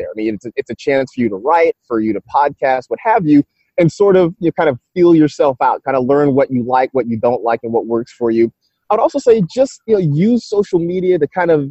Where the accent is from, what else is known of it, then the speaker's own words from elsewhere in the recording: San Francisco, California, United States; I grew up kind of in the San Francisco area